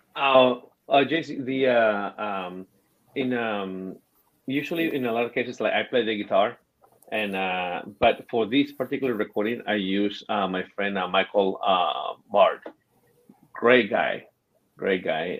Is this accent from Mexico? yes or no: yes; Mexico; English is a second language; moved away; I'm the equivalent of the uh, Mexican hillbilly.